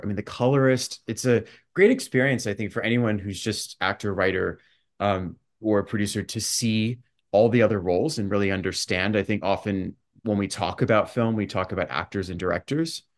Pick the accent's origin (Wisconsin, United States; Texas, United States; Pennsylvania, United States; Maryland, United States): Texas, United States; Dallas; moved away as an adult; also born or lived in Los Angeles; now in New York City, United States; I was actually growing up in Dallas